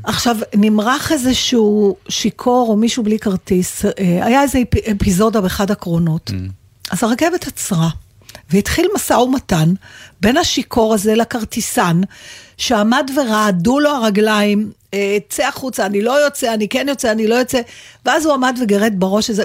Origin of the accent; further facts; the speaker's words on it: Israel; אני מישראל